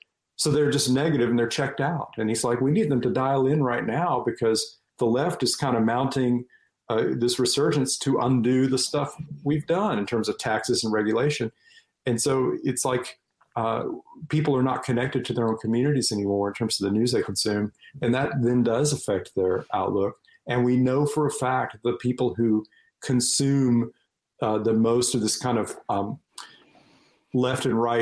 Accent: North Carolina, United States; my home state of North Carolina

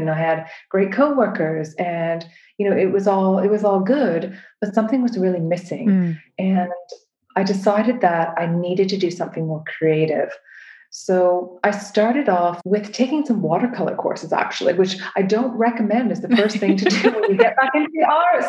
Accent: Canada; moved away as an adult; now in United Kingdom; I'm from Canada originally.

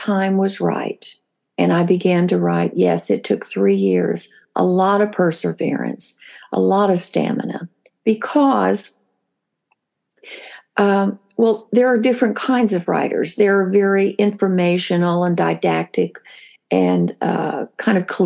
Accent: the Ozarks of Missouri, United States; I was raised in Hillbilly in the Ozarks of Missouri

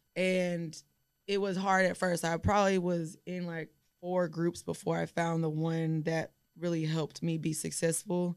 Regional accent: Houston, Texas, United States; I'm also from Houston

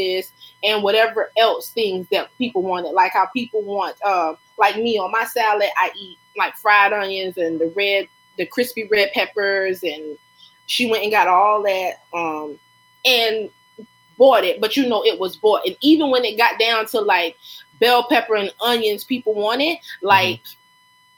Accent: Lake City, United States; when I lived in Lake City growing up in Wren Village

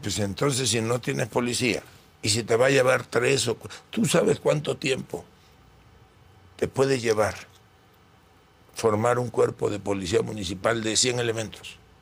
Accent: Tabasco, Mexico; Allá en Tabasco dicen

